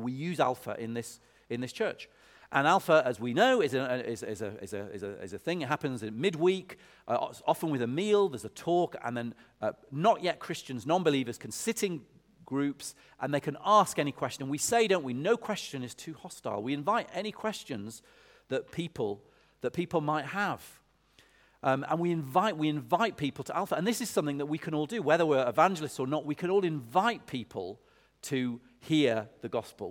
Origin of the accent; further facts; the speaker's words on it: Lancaster, North West England, United Kingdom; now in Oxford, United Kingdom; when I was a kid, I grew up, I grew up in Lancaster